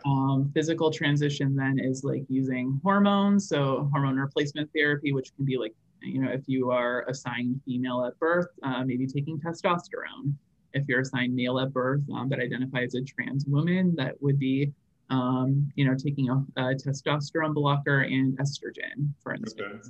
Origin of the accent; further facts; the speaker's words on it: rural Vermont, United States; I actually grew up in rural Vermont.